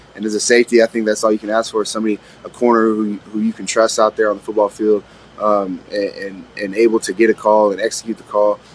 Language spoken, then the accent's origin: English; Astoria, Oregon, United States; moved away; my hometown where I grew up